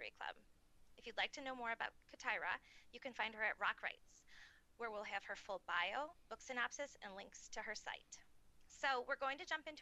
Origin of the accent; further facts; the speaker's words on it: Rochester, New York, United States; we hail from the Rochester, New York area.